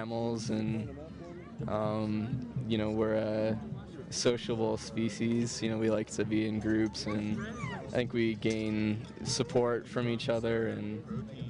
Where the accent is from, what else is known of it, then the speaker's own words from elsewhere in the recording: Cleveland, Ohio, United States; now in Denver, United States; Originally, I'm from Cleveland, Ohio, but I'm living in Denver right now.